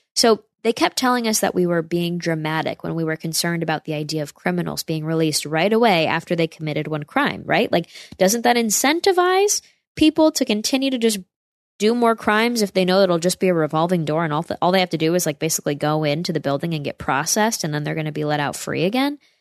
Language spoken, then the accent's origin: English; upstate New York, United States; my hometown area in upstate New York